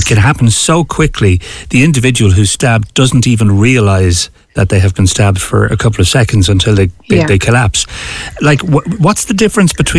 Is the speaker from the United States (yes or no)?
no; Dublin, Leinster, Ireland; moved away as an adult; I came from Dublin. I've lived there all of my life now.